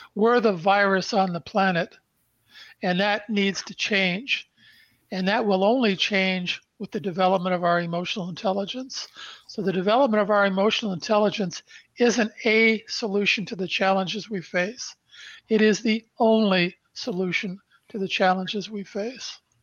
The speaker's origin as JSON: {"language": "English", "town": "Brantford", "region": "Ontario", "country": "Canada", "tie": "born or raised there", "lives_now": "Toronto, Canada", "said": "I was born in Brantford, Ontario, Canada on December 1st, 1953. Our family lived in a small two bedroom post World War II bungalow where my mom and dad raised three boys."}